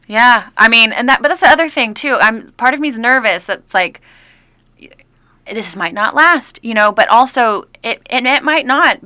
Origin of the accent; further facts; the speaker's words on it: Georgia, United States; moved away as an adult; now in Los Angeles, United States; I'm from Georgia